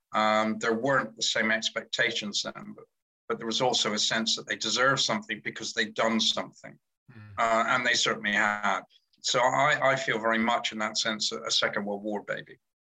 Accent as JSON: {"language": "English", "area": "Cornwall", "region": "South West England", "country": "United Kingdom", "tie": "born or raised there", "said": "I'm Cornish, so I was born in God's Own County"}